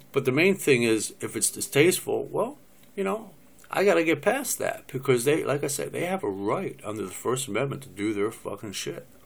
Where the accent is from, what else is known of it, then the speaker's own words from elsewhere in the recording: United States; I'm an American